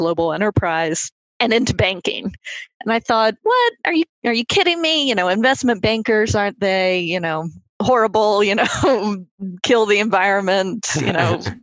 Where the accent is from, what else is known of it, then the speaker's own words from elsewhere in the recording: Lynchburg, Virginia, United States; moved away; where I grew up in Lynchburg, Virginia.